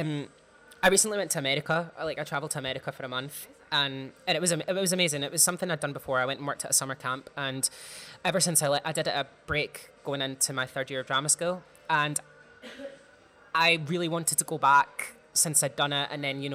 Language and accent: English; Clydebank, Scotland, United Kingdom; I'm from Clydebank, which is quite like a working class area in Scotland